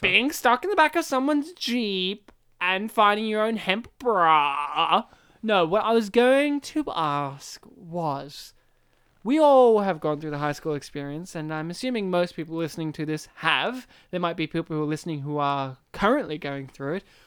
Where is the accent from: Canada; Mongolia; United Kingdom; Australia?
Australia; We are from Australia